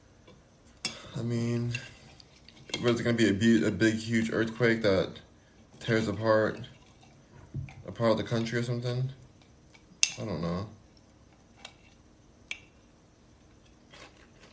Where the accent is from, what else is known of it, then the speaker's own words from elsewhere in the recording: Los Angeles, California, United States; where did I grow up? Here in Los Angeles